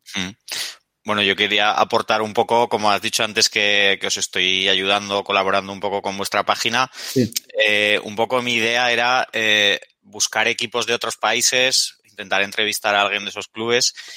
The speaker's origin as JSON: {"language": "Spanish", "town": "Zaragoza", "region": "Aragon", "country": "Spain", "said": "yo soy de Zaragoza"}